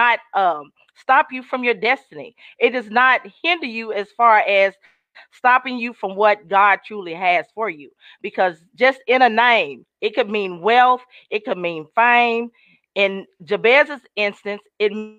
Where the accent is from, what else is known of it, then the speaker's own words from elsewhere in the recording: Sherwood, Arkansas, United States; I am actually from Arkansas, Sherwood, Arkansas, to be exact.